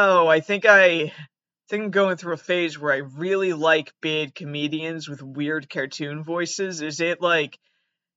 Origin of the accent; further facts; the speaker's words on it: Massachusetts, United States; I'm actually from Massachusetts. Not Canada